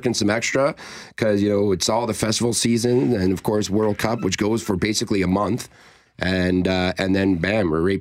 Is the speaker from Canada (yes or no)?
yes; the Maritimes, Canada; now in Manitoba, Canada; I'm from the Maritimes, as you know. So, I mean, when I moved to Manitoba